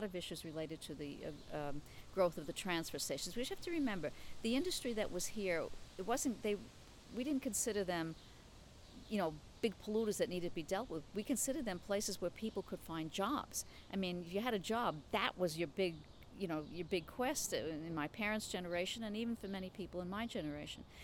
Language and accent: English; New York City, New York, United States; also born or lived in Albany; I have lived here my whole life. I am third generation here.